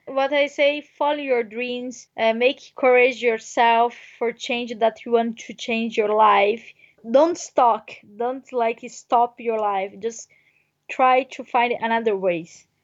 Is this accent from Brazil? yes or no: yes; near Brasília, Federal District, Brazil; English is a second language; moved away as an adult; I'm from Brazil. I'm from near a capital of Brazil, Brasilia.